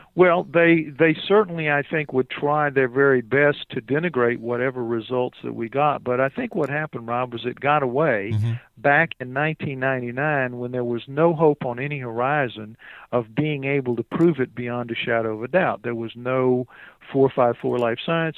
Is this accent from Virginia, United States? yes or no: no; New Orleans, Louisiana, United States; I'm from New Orleans